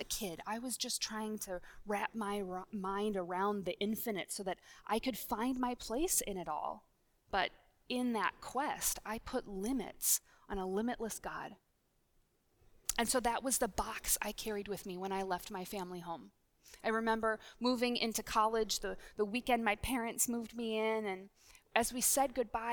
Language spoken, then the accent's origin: English; Minnesota, United States; we're from the same state